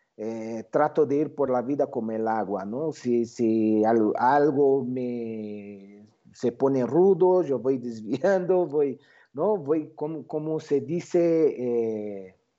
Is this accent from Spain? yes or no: no; São Paulo, Brazil; moved away as an adult; now in Mexico; Yo yo nací en Brasil, São Paulo, ¿no? Eh, eh, cuando tenía 30 años, la empresa en que trabajaba, que se llama Boris Systems, decidió abrir en México